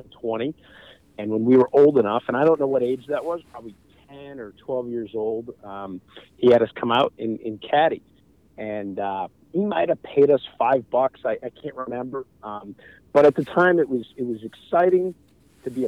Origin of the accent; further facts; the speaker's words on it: Maine, United States; moved away; it was great growing up in Maine.